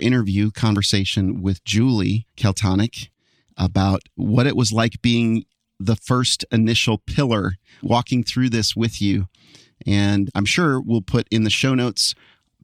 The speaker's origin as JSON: {"language": "English", "region": "New Jersey", "country": "United States", "also_born_or_lived": "Western Michigan", "moved": "yes", "said": "I'm from New Jersey"}